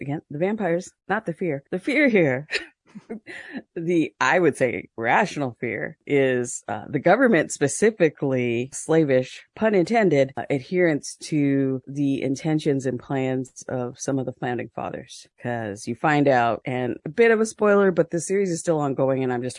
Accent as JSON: {"language": "English", "country": "Canada", "said": "We're Canadian. Yeah."}